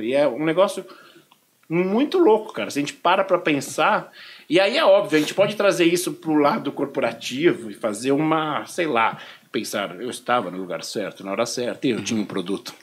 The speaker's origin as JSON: {"language": "Portuguese", "country": "Brazil", "said": "sou do Brasil"}